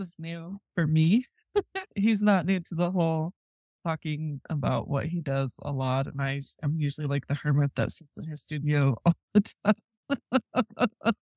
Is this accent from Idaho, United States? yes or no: no; Rapid City, South Dakota, United States; I grew up in Rapid City, South Dakota